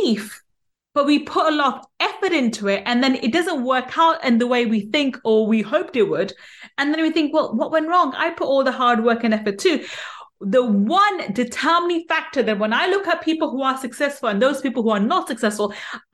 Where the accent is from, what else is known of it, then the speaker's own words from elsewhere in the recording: England, United Kingdom; In being English, we don't say Z, we say